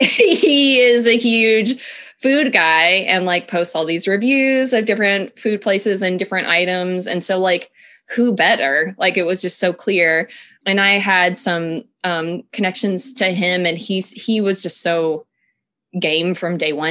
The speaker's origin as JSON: {"language": "English", "region": "Tennessee", "country": "United States", "moved": "yes", "said": "I'm from Tennessee originally, um, so I come from a family"}